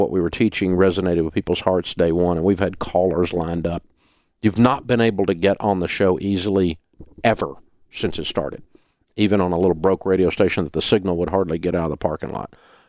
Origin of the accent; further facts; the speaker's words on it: the South, United States; accent: Southern; pronunciation over the years, because it needed to have a little bit more credibility. I didn't want to lose my Southern accent completely.